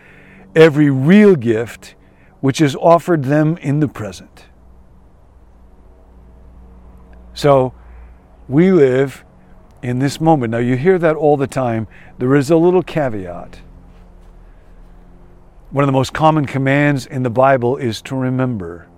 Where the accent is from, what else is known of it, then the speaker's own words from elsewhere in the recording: Rockford, Illinois, United States; moved away; I grew up in Rockford, and I will always love Rockford